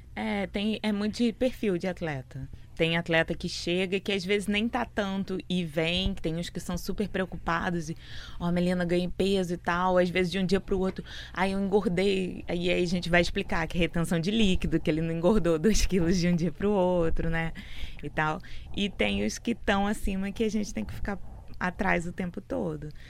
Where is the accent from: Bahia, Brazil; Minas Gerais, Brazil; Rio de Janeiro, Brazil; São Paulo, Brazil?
Rio de Janeiro, Brazil; Niterói; now in Fortaleza, Brazil; A gente é de Niterói, né? Minha mãe, na verdade, minha mãe nasceu em Fortaleza, foi para Niterói com seis anos, foi pro Rio para lá, novinha, né? E a gente nasceu lá